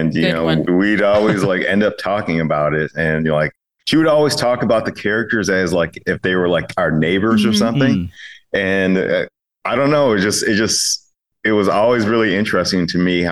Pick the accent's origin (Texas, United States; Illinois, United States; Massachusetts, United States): Illinois, United States; Chicago; moved away as an adult; also born or lived in California; I'm originally from the Chicagoland area.